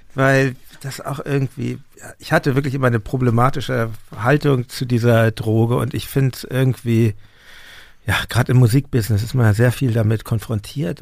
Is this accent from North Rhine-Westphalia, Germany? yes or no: no; Hamburg, Germany; now in Berlin, Germany; ich bin in der Stadt aufgewachsen in Hamburg, wohne auch jetzt in der Stadt